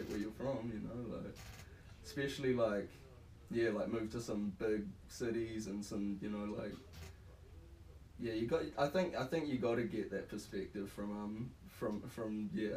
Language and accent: English; New Plymouth, Taranaki, New Zealand; also born or lived in Australia / Auckland; Spent pretty much all my life in New Plymouth, other than moved over to Oz for a bit when I was like 10 to live with my piece of shit dad